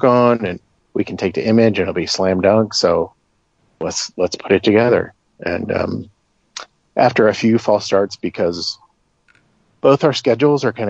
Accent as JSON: {"language": "English", "region": "Midwest", "country": "United States", "said": "I'm from the Midwest"}